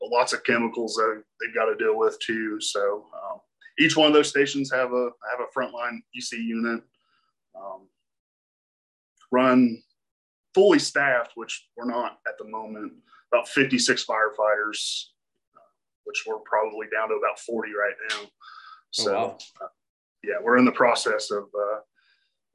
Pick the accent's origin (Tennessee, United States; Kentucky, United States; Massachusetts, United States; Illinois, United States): Kentucky, United States; Lexington; I'm from originally from Lexington, Kentucky